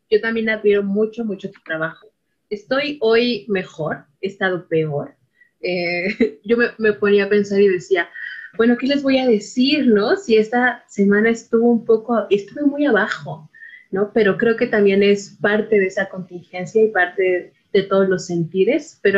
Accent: Iztapalapa, Mexico City, Mexico; yo soy una mujer de la periferia, que hablo de la periferia, pues nací y crecí en Iztapalapa Mágica, ¿no?

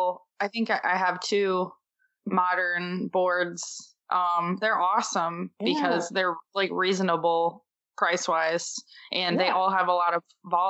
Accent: Michigan, United States; Growing up in Michigan

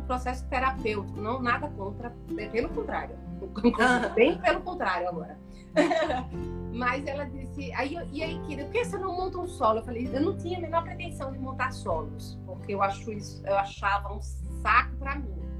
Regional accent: Sergipe, Brazil; accent: sergipano; eu fico aqui, eu sou daqui, eu quero isso aqui, eu eu, eu, eu sabe, eu amo a minha terra

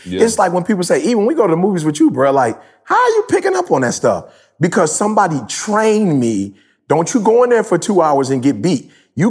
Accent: Detroit, Michigan, United States; I'm from Detroit. I told you, you graduate or you don't, and you go work for Ford, GM, or Chrysler.

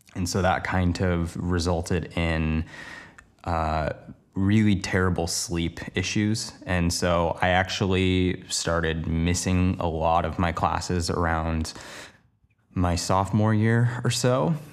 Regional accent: Portland, Oregon, United States; moved away as an adult; now in Los Angeles, United States; the place I grew up in Portland, Oregon, to moving to Los Angeles, now working down here full-time

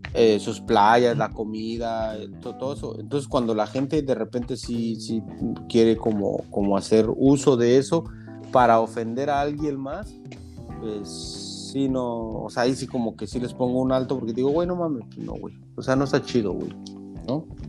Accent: Mexico; moved away; soy de México

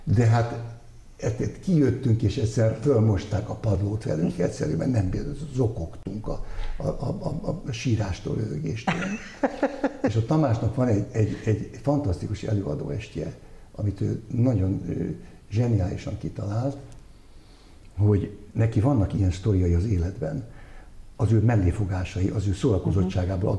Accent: Budapest, Hungary; én újpesti gyerek lévén, hát mi, mi utcán nőttünk fel

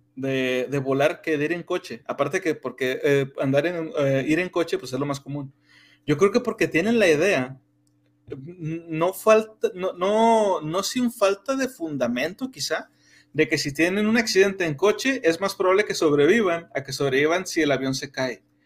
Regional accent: Mexico

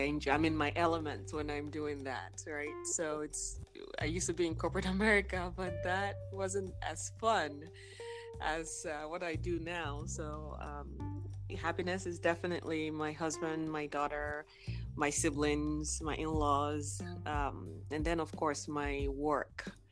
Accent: Nigeria; now in Texas, United States; I am from Nigeria, born and raised. I live here in the US, in Texas.

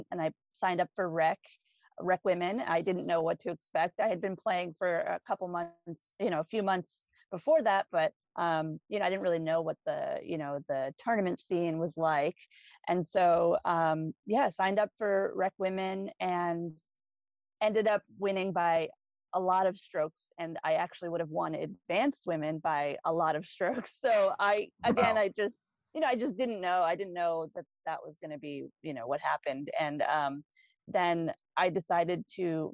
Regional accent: New York, United States; moved away; I'm originally from New York

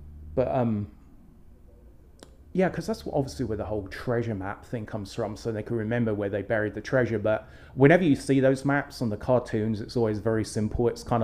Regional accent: England, United Kingdom; moved away; When I was growing up in England

